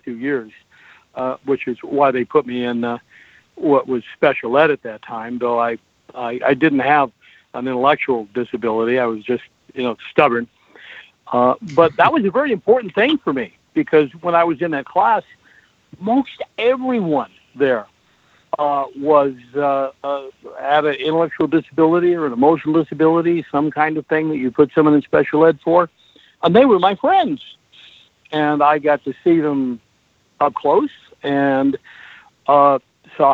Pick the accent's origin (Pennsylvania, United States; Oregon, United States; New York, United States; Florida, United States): Oregon, United States; Portland; I was born and raised in Portland, Oregon.